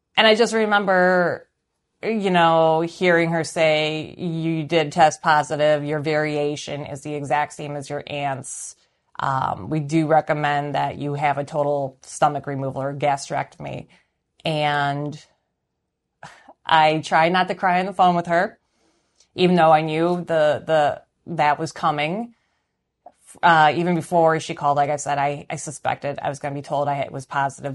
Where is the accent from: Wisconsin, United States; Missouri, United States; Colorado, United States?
Wisconsin, United States; suburb of Milwaukee; also born or lived in Chicago, Illinois; I was born in Chicago, Illinois, and I am currently 37, and I live in a suburb of Milwaukee, Wisconsin. I've lived in uh, Wisconsin most of my life. I uh, my parents moved from Chicago in August of 1984